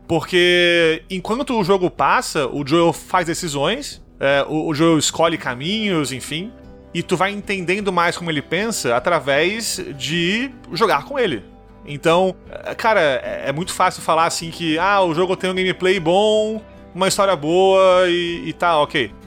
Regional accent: Manezês, Santa Catarina, Brazil; accent: Manezês; sou manesê

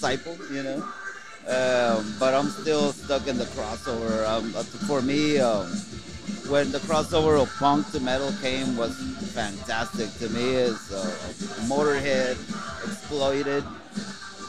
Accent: Mexico; now in Dallas-Fort Worth, United States; I'm straight from Mexico

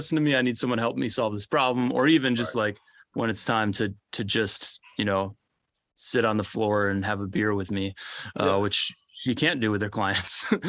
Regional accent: Orlando, Florida, United States; I grew up right outside Orlando, Florida, and have three siblings, two great parents.

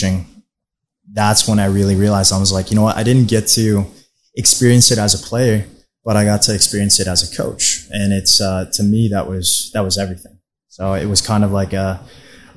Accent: Plano, Texas, United States; also born or lived in Mexico; I grew up in the Plano area. I'm originally from Mexico

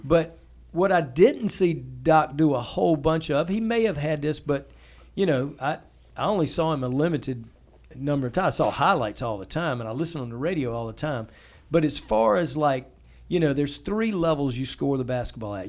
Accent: the South, United States; as a kid growing up in the South

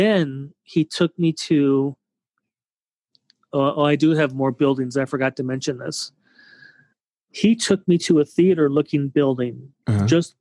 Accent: California, United States; growing up in California

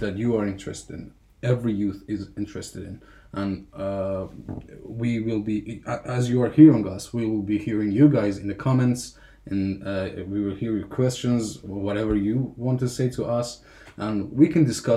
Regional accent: Afghanistan; English is a second language; now in Finland; I'm from Afghanistan. I lived in Finland for 6 years.

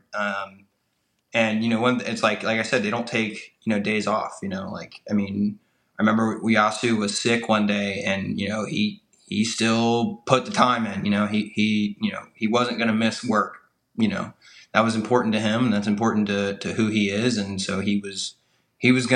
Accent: United States; also born or lived in Charlotte; I'm an American. I grew up in America.

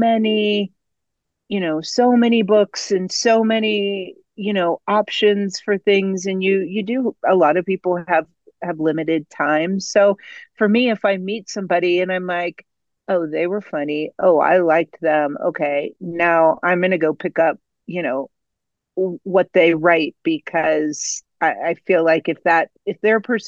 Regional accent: Ohio, United States; now in Colorado, United States; I am originally from Ohio, but I have lived in Colorado for 3 decades

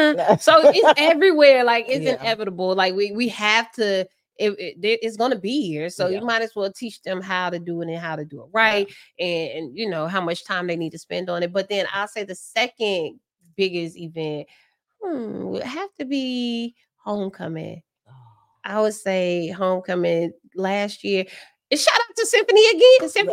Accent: Virginia, United States; also born or lived in Nuremberg, Germany / North Carolina; But I was born in Germany, Nuremberg, and then I moved to North Carolina for a little bit. Then I really grew up in Virginia.

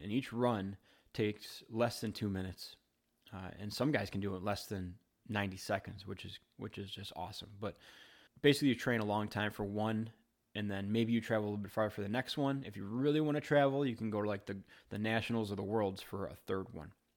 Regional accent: Wheaton, Illinois, United States; I grew up in Wheaton, Illinois

